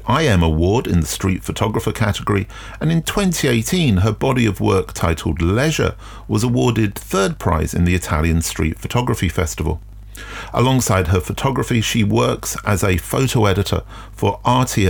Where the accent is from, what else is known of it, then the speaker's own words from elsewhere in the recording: London, United Kingdom; I'm from South London